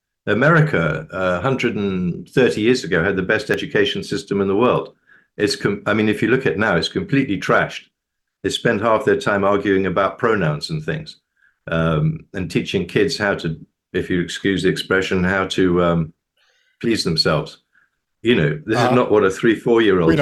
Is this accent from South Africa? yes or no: no; United Kingdom; now in United States; I'm a Brit. I've been living in the US since 1978.